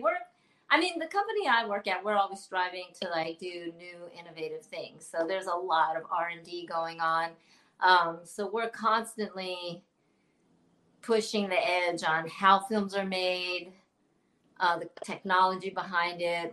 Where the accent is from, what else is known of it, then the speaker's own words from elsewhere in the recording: Oakland, California, United States; also born or lived in Chicago; now in Southern California, United States; I'm from California yeah. originally, Bay Area, Oaktown